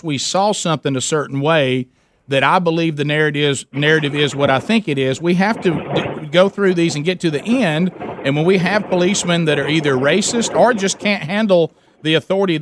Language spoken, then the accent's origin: English; Alabama, United States; I'm white and I'm from Alabama